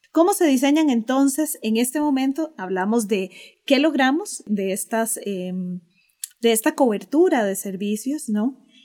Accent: Costa Rica

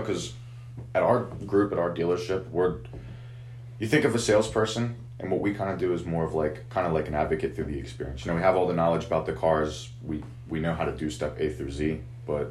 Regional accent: Maryland, United States; now in Hanover, United States; I grew up in Maryland originally, but I've been in Hanover for quite some time. Graduated from Southwest

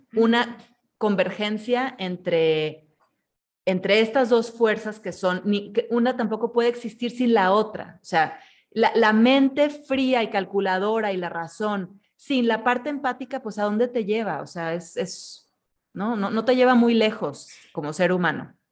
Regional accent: Mexico; como mexicanos

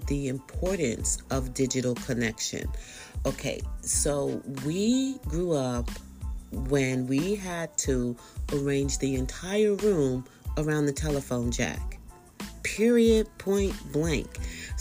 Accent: Bay Area, California, United States; I am from the Bay Area

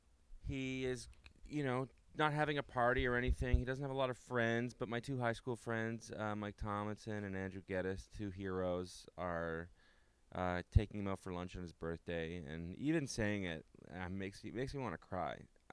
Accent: Ottawa, Ontario, Canada

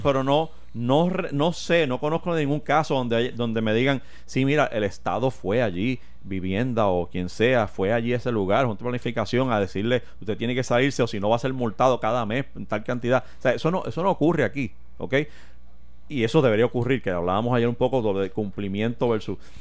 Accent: Puerto Rico; nosotros como puertorriqueños

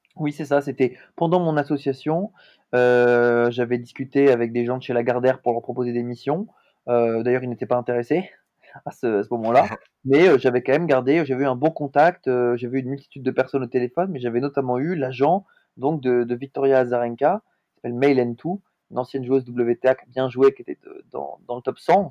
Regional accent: Montpellier, Occitania, France; also born or lived in Lille; now in Paris, France; je suis originaire de Montpellier, dans le sud de la France, mais je vis aujourd'hui à Paris

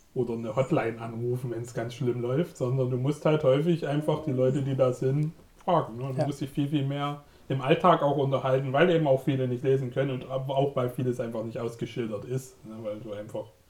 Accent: Germany; als Deutsche

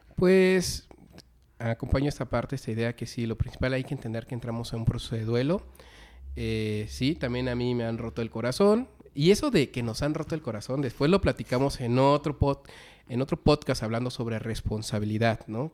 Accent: Mexico; nuestra cultura como mexicanos

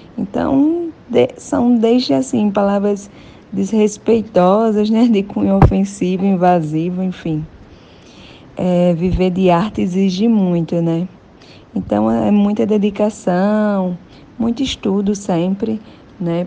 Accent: Rio Grande do Norte, Brazil; sou natural do Rio Grande do Norte

